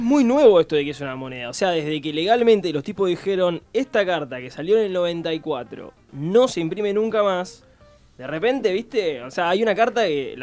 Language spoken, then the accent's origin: Spanish; San Miguel, Buenos Aires Province, Argentina; soy de San Miguel